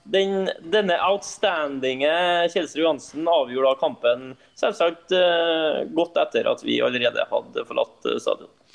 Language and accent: Norwegian; Trondheim, Trøndelag, Norway; moved away; Jeg var frihelg hjemme i Trondheim